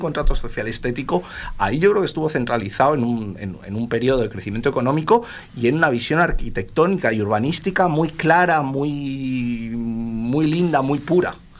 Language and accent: Spanish; Uruguay; yo soy medio uruguayo, de hijo de inmigrantes gallegos también, yugoslavos, franceses, un poco como muchos uruguayos